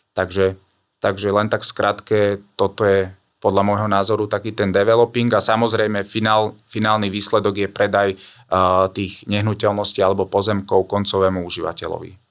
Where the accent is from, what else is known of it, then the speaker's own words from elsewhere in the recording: Trebišov, Košice Region, Slovakia; now in Bratislava, Slovakia; pochádzam z východného Slovenska od Trebišova, ale už dlhé roky, nejakých 16 rokov žijem eh, v Bratislave